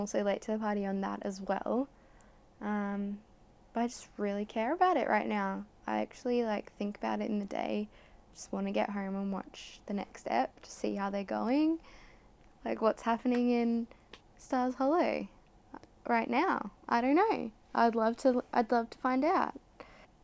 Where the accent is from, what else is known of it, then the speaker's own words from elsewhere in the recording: Australia; a proud Australian